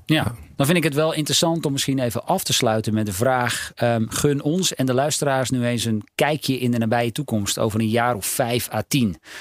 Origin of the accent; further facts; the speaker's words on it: North Holland, Netherlands; Ik ben opgegroeid in Noord-Holland